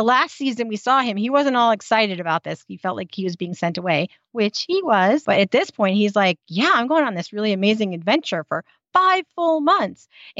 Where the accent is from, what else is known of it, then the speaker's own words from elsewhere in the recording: United States; accent: American; because I'm American.